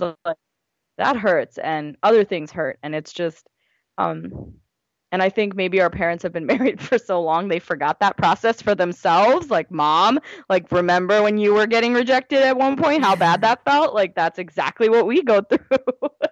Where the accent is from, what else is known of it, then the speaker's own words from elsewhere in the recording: United States; I'm from India, my parents are from India. I was born here